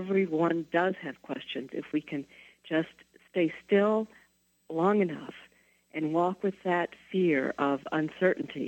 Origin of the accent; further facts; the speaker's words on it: the South, United States; I grew up in the South in the 1950s and 60s